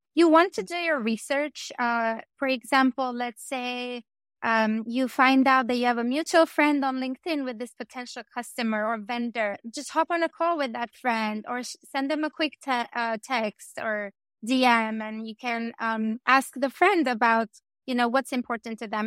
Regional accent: Albania; I come from Albania

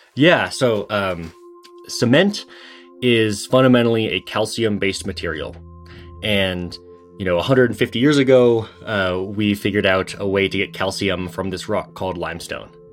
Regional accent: Seattle, Washington, United States; I grew up in Seattle

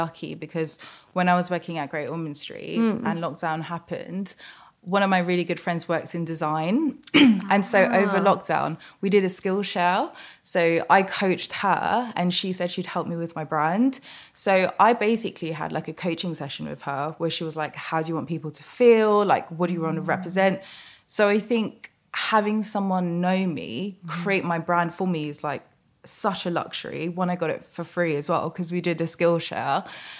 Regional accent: London, United Kingdom; And I want to be like proud that I'm Mauritian and from Southeast London.

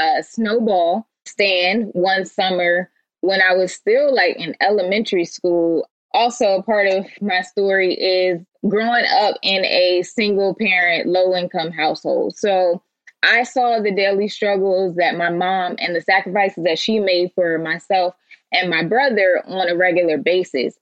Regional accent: Eastern Shore of Maryland, United States; moved away as an adult; now in California, United States; I'm from Maryland, the Eastern Shore of Maryland, which is the rural country part of Maryland

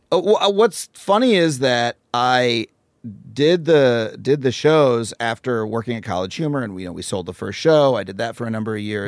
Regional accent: Wading River, New York, United States; town called Wading River was where I spent most of my life growing up. It's in Suffolk County.

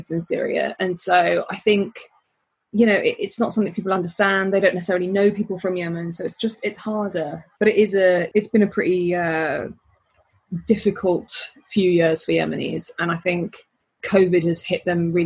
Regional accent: Birmingham, West Midlands, United Kingdom; I'm from Birmingham.

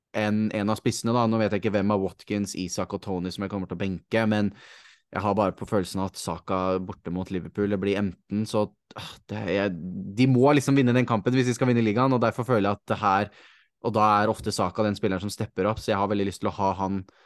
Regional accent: Norway; som nordmann

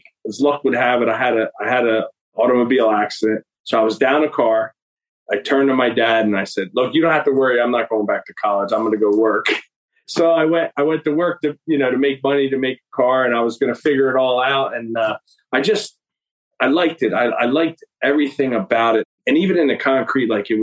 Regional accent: Vineland, New Jersey, United States; I'm from the Vineland area.

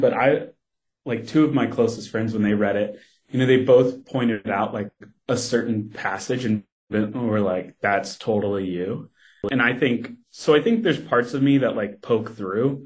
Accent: Kentucky, United States; moved away; I grew up in Kentucky

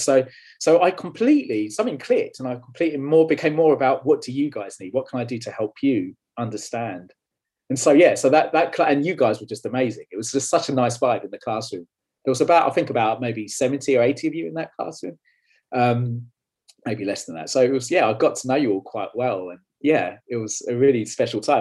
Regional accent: London, United Kingdom; moved away; also born or lived in Leeds; I was born and bred in London, um, or where London hits Essex, actually, as you can probably tell by my accent

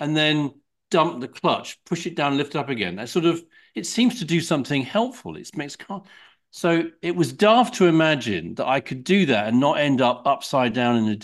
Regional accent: Kent, South East England, United Kingdom; we had a field where I grew up in Kent

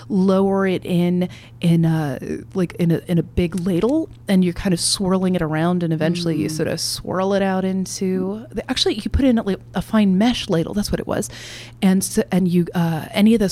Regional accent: Kentucky, United States; I'm from Kentucky. As you can tell from my accent

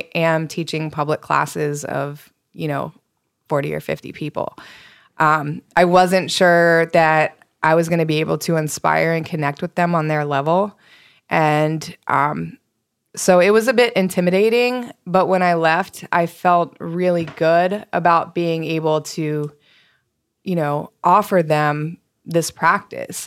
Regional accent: East Coast, United States; moved away; I grew up on the East Coast.

